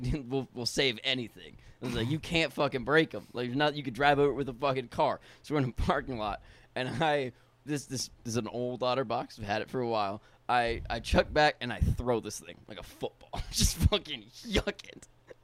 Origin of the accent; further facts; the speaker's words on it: Texas, United States; born there; I was born in Texas.